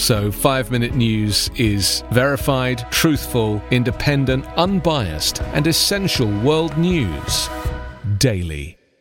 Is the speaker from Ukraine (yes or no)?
yes; Kharkiv, Kharkiv Oblast, Ukraine; I am from Kharkiv, which is a very similar industrial city uh, next to Russia.